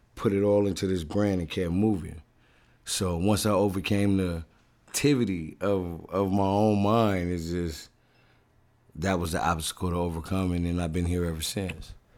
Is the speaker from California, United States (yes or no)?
yes; Oceanside, California, United States; I'm born and raised in Oceanside, the northern part of San Diego, which is in California